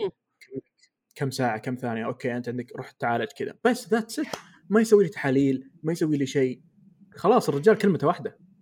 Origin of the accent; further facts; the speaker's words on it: Eastern Province, Saudi Arabia; انا من الشرقيه